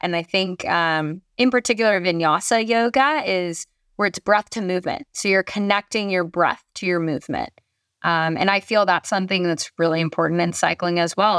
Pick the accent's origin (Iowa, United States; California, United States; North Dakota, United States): California, United States; Marin County; I grew up in Marin County, California, at the base of Mount Tamal Pius